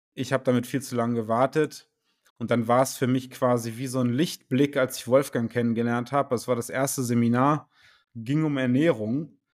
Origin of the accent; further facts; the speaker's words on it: Göttingen, Lower Saxony, Germany; ich komme aus Göttingen